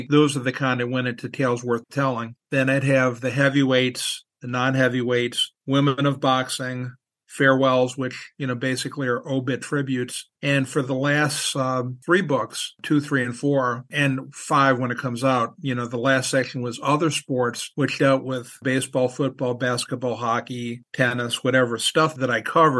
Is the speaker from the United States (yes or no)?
yes; New Orleans, Louisiana, United States; moved away as an adult; also born or lived in Philadelphia; I'm from New Orleans originally, and they don't play a whole lot of hockey there.